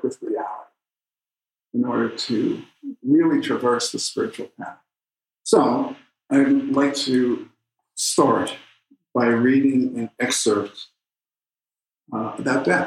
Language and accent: English; New York, United States; I come from New York